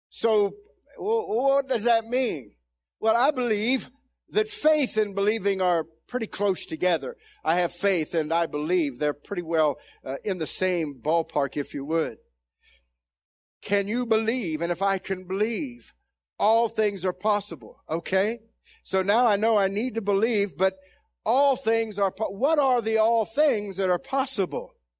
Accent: Zanesville, Ohio, United States; I came from Zanesville, Ohio, and ended up in a ten thousand member church as an associate pastor

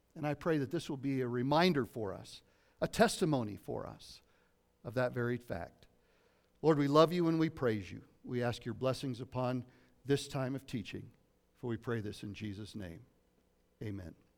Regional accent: Lafayette, Colorado, United States; also born or lived in Southern California; from Colorado, from eight years old on, I grew up in East Boulder County, uh, in Lafayette, Colorado.

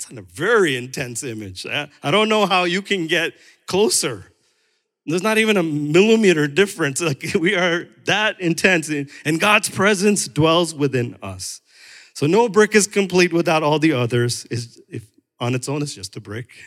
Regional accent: New York, United States; also born or lived in Chicago; I'm still Indian American, but it's not number one. My number one identity comes from what Jesus Christ has said when he adopted me into his family, right? So I'm also from New York and Chicago

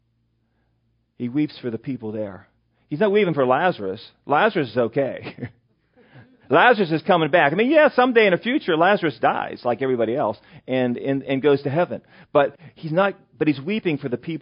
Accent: western Pennsylvania, United States; also born or lived in York County, Pennsylvania; now in Mechanicsburg, United States; my hometown, which is Berkeyville, Pennsylvania, which is in western Pennsylvania.

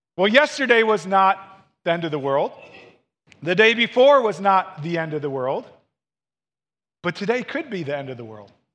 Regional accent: Missouri, United States; moved away; I grew up in Missouri

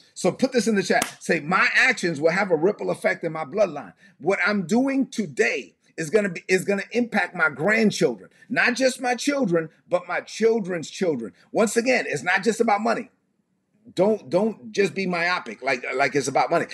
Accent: United States; I was born in the United States

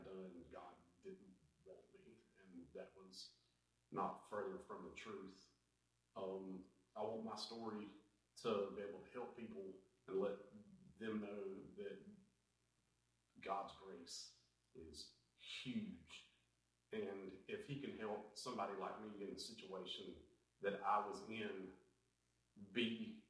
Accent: Dublin, United States; also born or lived in Louisiana; I've lived in Dublin for the better part of 34 years of my life. I grew up in a church here with my family

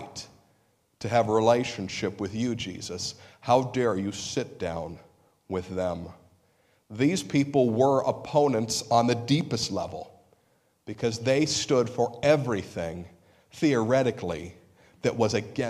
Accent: United States; We're American Christians.

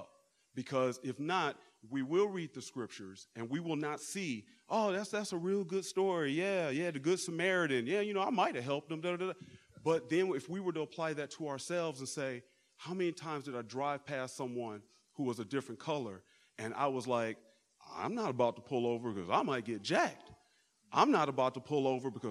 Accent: Detroit area, Michigan, United States; moved away; I'm from the Midwest. We came from the Detroit area.

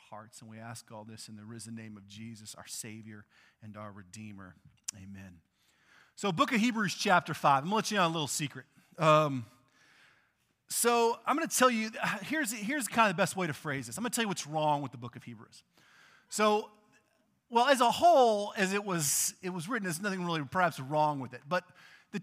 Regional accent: Texas, United States; I grew up in Texas

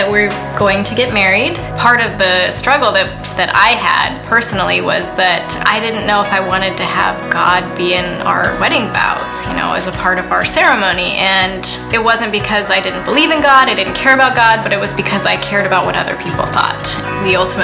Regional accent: Jefferson, Oregon, United States; also born or lived in Washington State; I am originally here from Oregon. I grew up here in Jefferson.

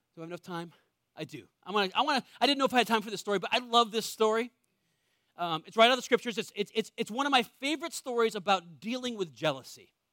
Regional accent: New England, United States; I was born in New England, one of the most wealthy areas in the world.

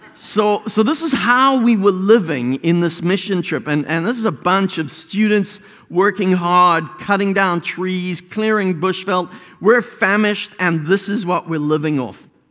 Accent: South Africa; As a South African

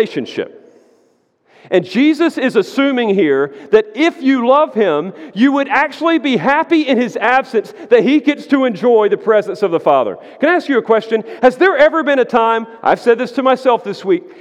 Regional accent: United States; I'm an American

